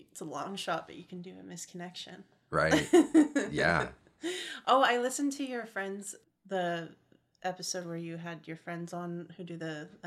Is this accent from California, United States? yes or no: yes; Modesto, California, United States; Um, Modesto, California. I hate admitting that.